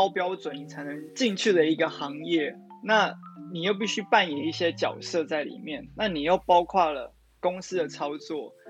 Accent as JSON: {"language": "Chinese", "country": "Taiwan", "tie": "born or raised there", "moved": "as an adult", "lives_now": "Japan", "said": "我生在台湾，我来自台湾，我就是宣扬台湾，我是台湾人，"}